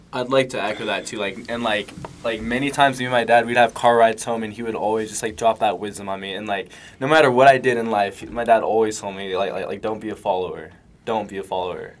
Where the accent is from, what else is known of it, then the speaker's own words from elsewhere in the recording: Rancho Cucamonga, California, United States; when I was like, yeah, I think I was like three years old, we moved to Rancho Cucamonga, and we've lived there ever since. Um, so with that being said, um, like my high school is called Altaloma High School.